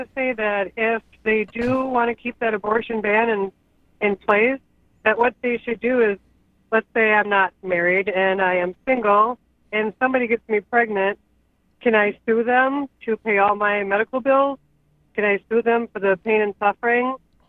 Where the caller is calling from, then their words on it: Steuben, Wisconsin, United States; Wisconsin. It's a small town.